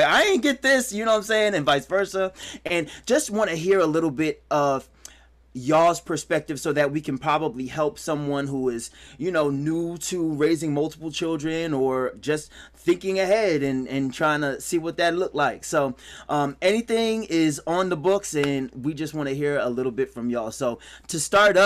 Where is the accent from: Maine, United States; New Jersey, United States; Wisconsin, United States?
New Jersey, United States; we grew up in Jersey